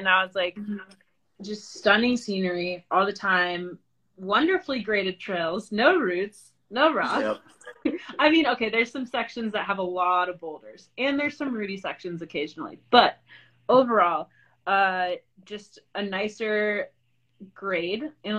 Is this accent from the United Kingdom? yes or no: no; East Coast, United States; growing up on the East Coast and having hiked so many sections of it